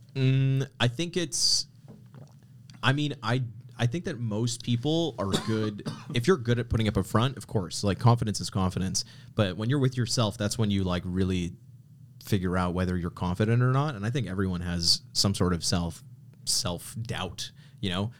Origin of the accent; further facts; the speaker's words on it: Canada; I grew up in Canada